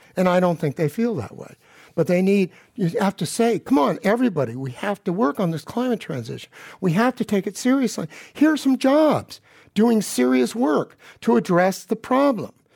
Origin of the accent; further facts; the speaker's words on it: Palo Alto, California, United States; I grew up in Palo Alto, the gilded ghetto, and nobody I knew went to a private school